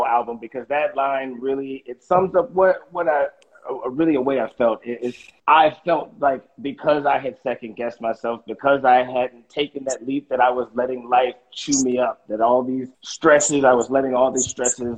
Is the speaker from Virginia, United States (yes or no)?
no; Los Angeles, California, United States; moved away as an adult; now in New York, United States; I was born and raised in Los Angeles